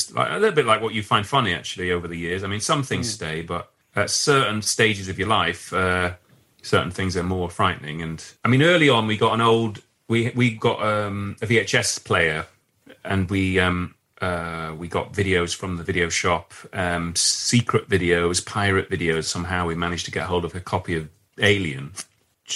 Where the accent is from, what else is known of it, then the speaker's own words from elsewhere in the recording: Leeds, Yorkshire and the Humber, United Kingdom; now in London, United Kingdom; In Leeds, where I grew up in Leeds